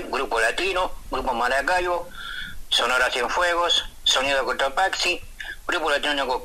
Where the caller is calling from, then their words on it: Montevideo, Uruguay; de la Comercial, que siempre te escucho.